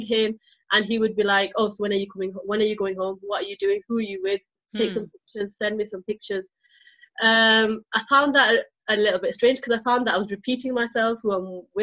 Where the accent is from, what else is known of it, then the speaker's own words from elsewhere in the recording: United Kingdom; I'm British Bangladeshi.